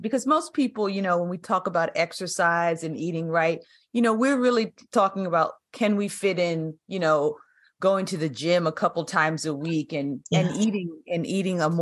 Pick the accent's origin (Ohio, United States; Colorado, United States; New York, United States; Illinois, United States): New York, United States; we're both from New York. I'm from the Bronx